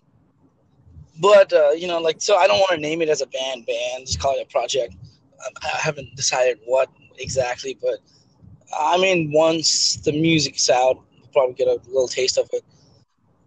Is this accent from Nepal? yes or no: yes; Nepal; moved away; I'm from Nepal originally